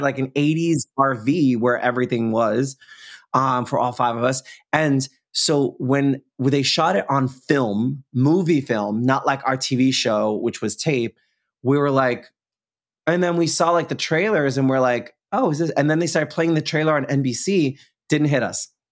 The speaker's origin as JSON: {"language": "English", "region": "New York", "country": "United States", "said": "being a New Yorker"}